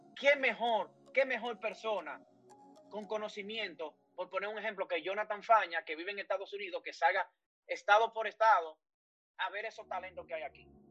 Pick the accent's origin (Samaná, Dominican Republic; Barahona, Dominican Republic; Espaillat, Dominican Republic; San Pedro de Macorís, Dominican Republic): Espaillat, Dominican Republic; Moca; mi amado Moca, querido, mi pueblo, mi ciudad natal